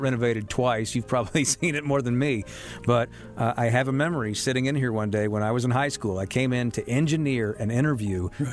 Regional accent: Charlotte, North Carolina, United States; I was born and raised here

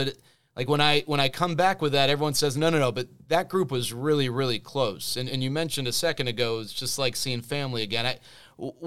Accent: the Metroplex, Texas, United States; as a kid growing up in the Metroplex

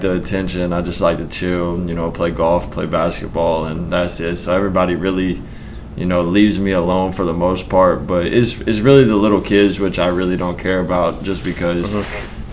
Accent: Arkansas, United States; it's what I knew, so it was normal to me, but probably not for everybody. I grew up in a town of 1,100 people.

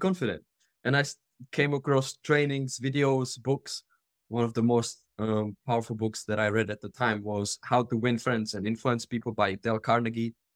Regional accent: Czechia; moved away as an adult; I am originally from the Czech Republic

